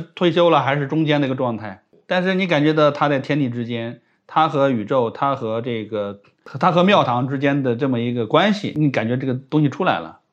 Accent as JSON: {"language": "Chinese", "country": "China", "said": "我们中国人"}